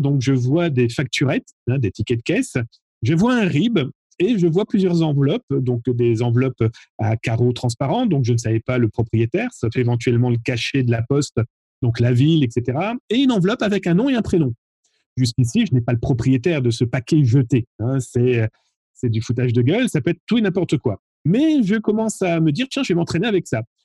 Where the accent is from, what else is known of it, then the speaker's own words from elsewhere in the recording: France; chez nous, en France